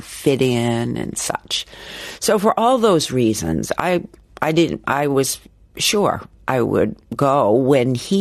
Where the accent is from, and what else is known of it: United States